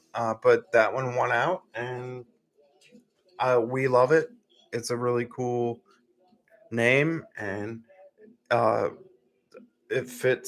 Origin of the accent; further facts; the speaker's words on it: Scotland, United Kingdom; I'm Scottish. I can say it however I want.